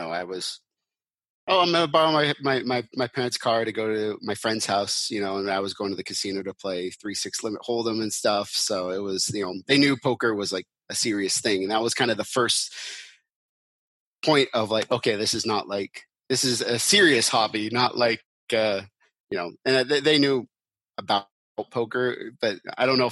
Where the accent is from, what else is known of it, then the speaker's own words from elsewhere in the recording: Seattle, Washington, United States; I grew up in Seattle, so that's kind of where I always wanted to go to school